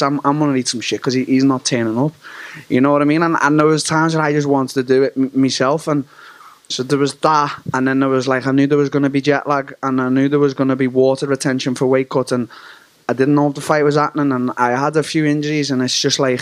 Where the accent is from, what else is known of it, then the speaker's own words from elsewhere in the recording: Liverpool, North West England, United Kingdom; Anfield, my hometown, the Liverpool Football Club